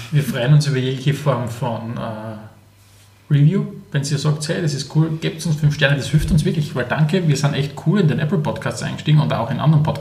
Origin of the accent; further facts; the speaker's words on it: Styria, Austria; Aus der Oststeiermark. Also dort, wo, wo ich bin, ist es noch sehr Okay